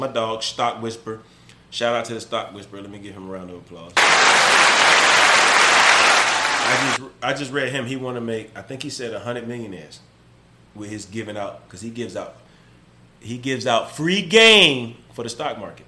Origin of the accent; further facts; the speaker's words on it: the South, United States; I'm from the South